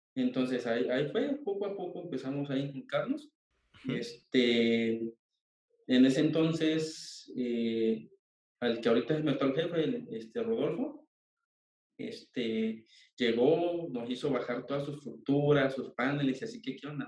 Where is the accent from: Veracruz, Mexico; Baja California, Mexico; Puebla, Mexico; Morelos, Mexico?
Veracruz, Mexico; Coatzacoalcos; soy de Coatzacoalcos, Veracruz